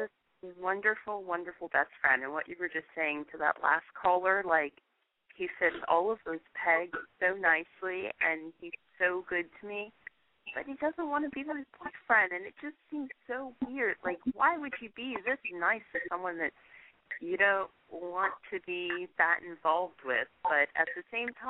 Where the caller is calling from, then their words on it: Virginia, United States; I'm calling from Virginia.